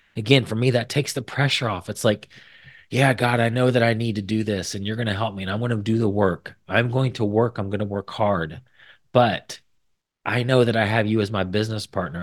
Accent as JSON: {"language": "English", "region": "Indiana", "country": "United States", "said": "I was from Indiana"}